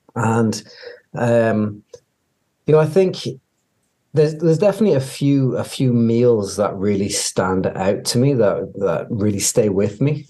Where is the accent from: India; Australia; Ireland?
Ireland; Dublin; moved away as an adult; now in Washington, D.C., United States; I'm from Ireland originally. Uh, my family business was a fine dining French restaurant uh, that we had for about 30 years in Dublin